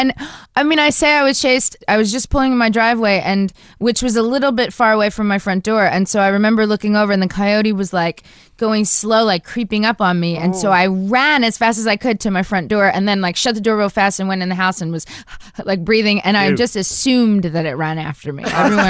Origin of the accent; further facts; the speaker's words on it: Philadelphia, Pennsylvania, United States; now in Los Angeles, United States; I'm from Philly.